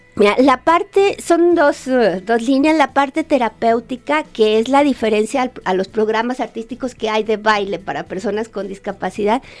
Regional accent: Guadalajara, Jalisco, Mexico; moved away as an adult; also born or lived in Monterrey / Havana; Yo soy de aquí de Guadalajara

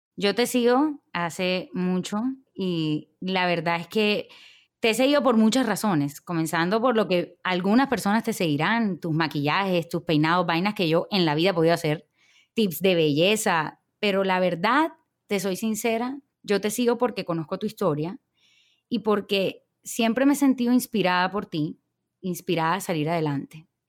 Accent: Barranquilla, Atlántico, Colombia; nací en Barranquilla, Colombia

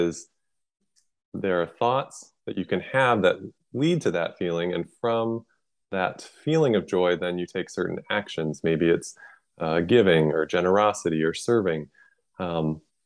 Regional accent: Midwest, United States; moved away; I'm from the Midwest where it's very flat

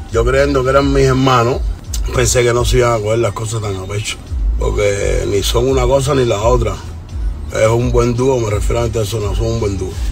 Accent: Cuba; soy buen hijo, soy buen nieto, soy tremendo cubano, pero soy muy buen contrario.

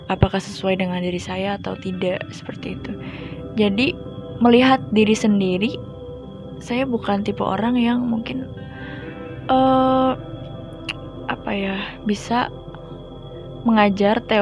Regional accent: Ciamis, West Java, Indonesia; now in Purwokerto, Indonesia; Asal saya dari Ciamis, Jawa Barat dan saat ini saya bekerja sebagai train attendant atau biasa disebut dengan pramugari kereta api di Daop 5 Purwokerto.

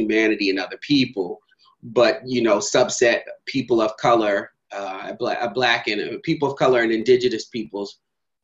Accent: Philadelphia, Pennsylvania, United States; also born or lived in Maryland; now in New York, United States; I was born and raised in Philadelphia

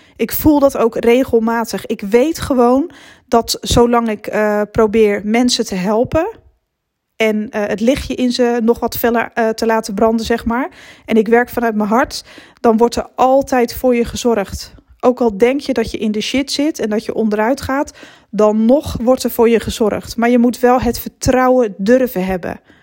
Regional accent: Netherlands; naar mijn geboortedorp terug fietsen vanaf het station. Het was eigenlijk altijd dezelfde weg. Onder het tunneltje door en dan zo hup naar Rithum. Zo heet het dorpje waar ik vandaan kom

